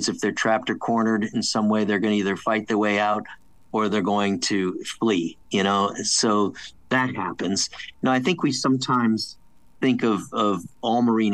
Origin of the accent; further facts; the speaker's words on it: United States; also born or lived in Connecticut, United States / New York, United States; as a young kid growing up outside of New York City and Connecticut